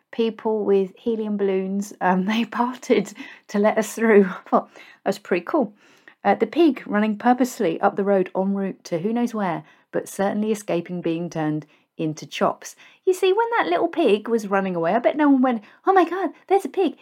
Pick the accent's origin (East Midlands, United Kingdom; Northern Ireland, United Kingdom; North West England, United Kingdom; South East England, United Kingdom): South East England, United Kingdom; Basingstoke; moved away as an adult; also born or lived in Reading / West Berkshire; I grew up in Basingstoke, a town that gets a very bad rap